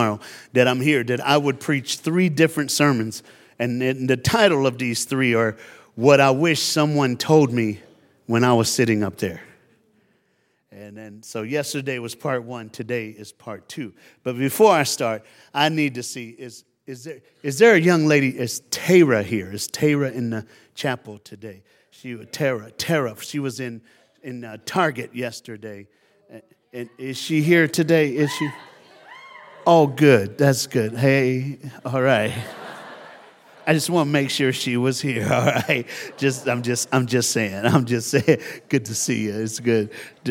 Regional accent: Tennessee, United States; moved away; I'm from Tennessee.

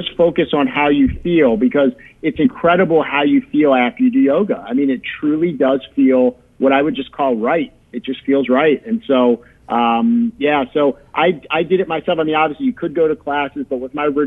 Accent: Baltimore, Maryland, United States; moved away as an adult; now in Chicago, United States; I'm originally from Baltimore

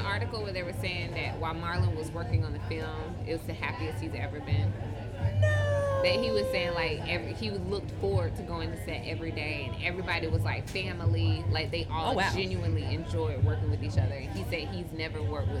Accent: the South, United States; I'm from the South. I don't know if you're going to say what I'm about to say. I'm from the South. Southern Baptist Church.

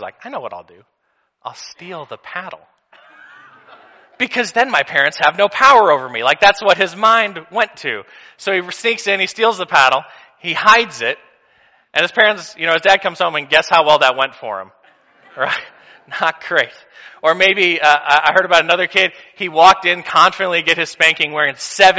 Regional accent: Missouri, United States; I'm from Missouri

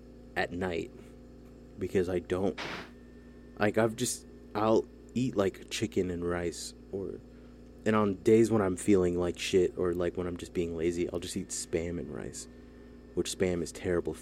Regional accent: South Bay / East Bay, San Francisco Bay Area, California, United States; we're from two different parts of the bay.

